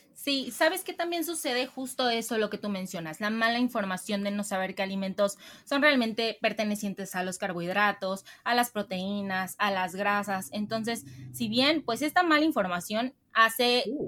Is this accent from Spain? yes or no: no; Mexico; nos identifica como mexicanos